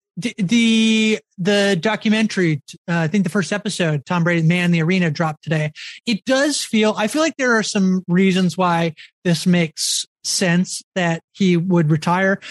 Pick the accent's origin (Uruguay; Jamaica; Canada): Canada; the lone canadian in this crew